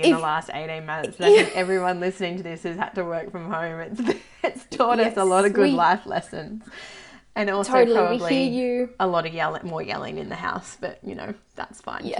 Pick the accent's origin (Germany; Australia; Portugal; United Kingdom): Australia; New South Wales; moved away as an adult; also born or lived in Northern Territory / Darwin / Alice Springs / Solomon Islands; So I grew up in New South Wales, moved to the territory, spent a lot of time working as a midwife in both Darwin and Alice Springs and then remote Aboriginal communities. And then lived in the Solomon Islands on a tiny island that was like 10 kilometers in diameter.